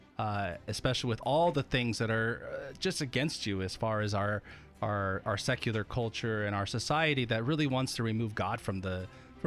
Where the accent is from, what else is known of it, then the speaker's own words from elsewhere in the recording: Eastern Oregon, United States; growing up in Eastern Oregon